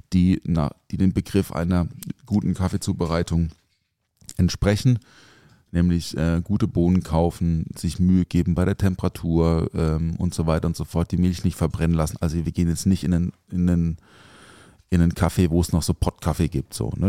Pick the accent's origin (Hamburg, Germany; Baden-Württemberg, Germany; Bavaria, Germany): Baden-Württemberg, Germany; a village near Offenburg; moved away; ich bin ja auf dem Dorf aufgewachsen also jetzt nicht so mega ländlich. Äh, Offenburg ist jetzt kein Dorf. Also das Dorf neben Offenburg